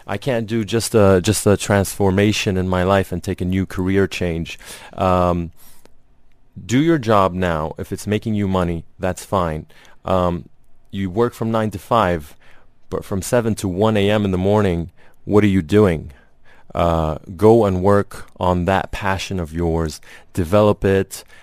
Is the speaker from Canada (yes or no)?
no; Lebanon; moved away; Yeah, I grew up in Lebanon